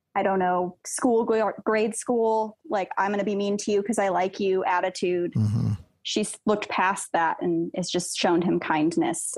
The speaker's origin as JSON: {"language": "English", "town": "Joshua Tree", "region": "California", "country": "United States", "said": "Joshua Tree, California"}